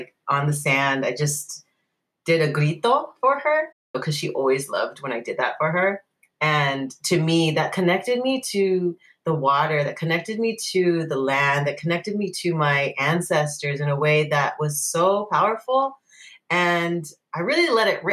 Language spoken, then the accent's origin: English; Brownsville, Texas, United States; now in Los Angeles, United States; my roots pretty much go back to my hometown, which is Brownsville, Texas. And that's where I grew up my whole life